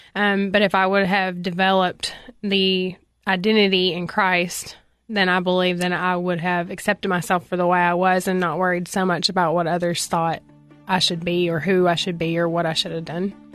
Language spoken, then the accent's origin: English; Cookeville, Tennessee, United States; I was born in Cookville, Tennessee, um, where I went to school until seventh grade, and then at seventh grade, I transferred to Upperman Middle